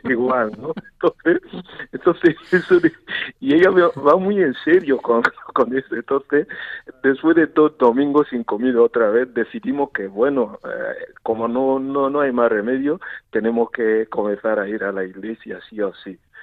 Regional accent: Southwest Nigeria, Nigeria; first language Igbo; Spanish is a second language; moved away as an adult; now in Murcia, Spain; yo soy de Nigeria y como y como ya sabéis que yo muchos años aquí también en España viviendo y trabajando. Y en Nigeria puedo decir que vengo de, yo soy de, de una parte, de una zona de suroeste de Nigeria

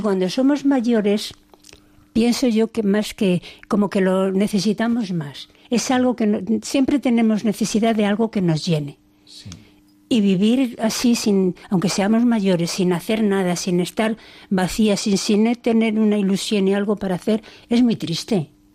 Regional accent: Valladolid, Castile and León, Spain; moved away as an adult; now in Cáceres, Spain; en Valladolid, que somos de Valladolid

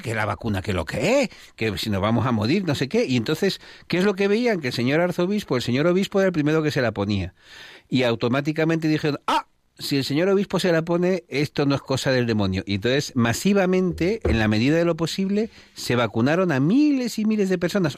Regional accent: Spain; como españoles

